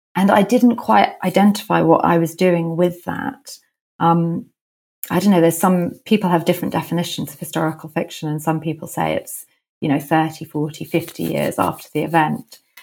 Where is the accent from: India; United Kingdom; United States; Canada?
United Kingdom; London; I grew up in London